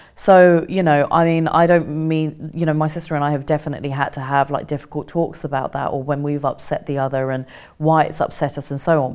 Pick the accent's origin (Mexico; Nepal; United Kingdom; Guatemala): United Kingdom; Kent, South East England; also born or lived in India; when we came back to England, we, we grew up in Kent